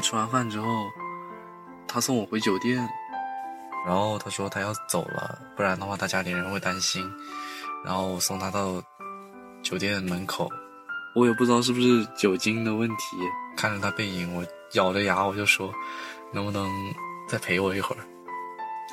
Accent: Haikou, Hainan, China; moved away as an adult; also born or lived in Guangzhou; 回到我现在这个城市，也是我的家乡，海口。我在这边的工作几乎都是在一个疗伤的过程。从广州回到海口

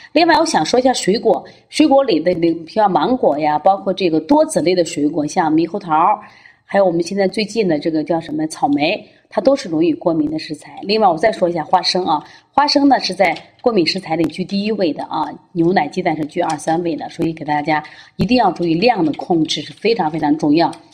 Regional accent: China; 其实我们中国人特别有智慧啊

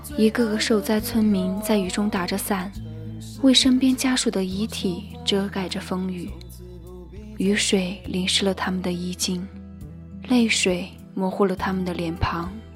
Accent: China; 我们是中国人，我们是屹立在世界东方的中国人

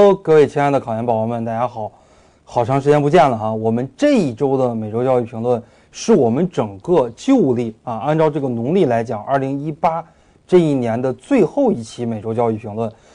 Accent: Beijing, China; 我是北京人

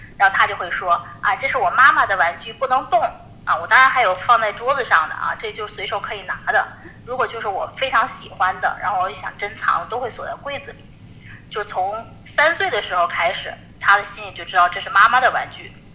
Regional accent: Tianjin, China; 我天津，我是天津人，去的天津。大悦城

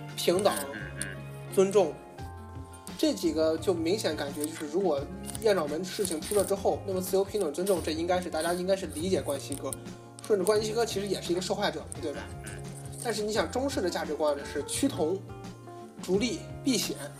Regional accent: China; 作为华人来说，我觉得还是回到自己的祖国，让它变得富强

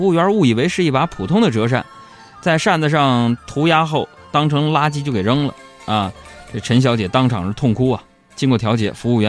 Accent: Harbin, Heilongjiang, China; 我老家呀

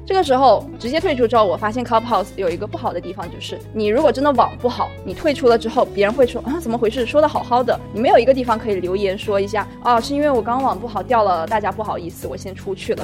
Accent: China; 我们中国人平时听顿的时候会说，“哎，嗯，这样的词。”

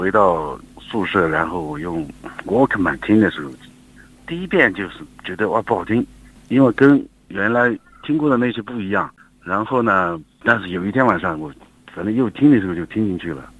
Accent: Sichuan, China; moved away as an adult; also born or lived in Chengdu; 我属于小凉山

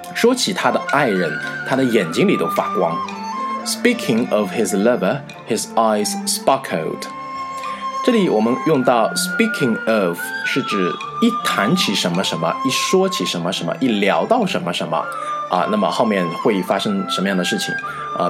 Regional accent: near Jiaxing, Zhejiang, China; 我们家乡，啊，就是靠近嘉兴嘛。 大家知道是浙江的嘉兴

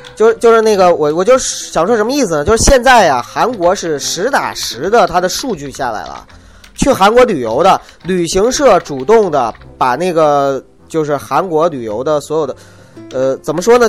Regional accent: China; 我是中国人， 我在中国生活

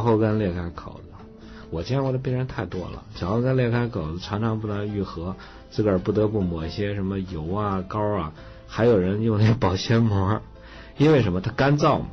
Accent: Datong, Shanxi, China; moved away; 我小时候，我老家这个大同还比较冷

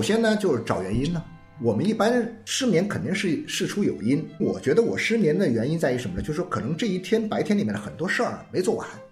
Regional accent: Nanchang, Jiangxi, China; now in Guangzhou, China; 以前我是在南昌啊，我们南昌呢，你至少别的不说哈，我在冬天的时候，一般到了十来点钟，十一二点大家，那就就已经很晚对，了大家都关灯呢对，就睡了

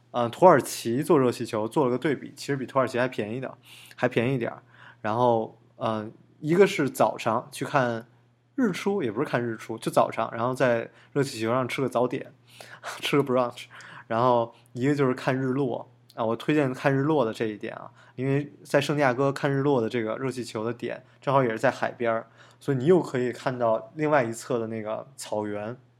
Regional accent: Beijing, China; now in United States; 从小在北京啊， 就有北京动物园

